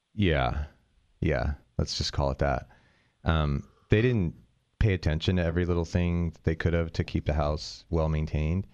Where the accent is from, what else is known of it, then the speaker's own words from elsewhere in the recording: near San Francisco, California, United States; moved away; I grew up near San Francisco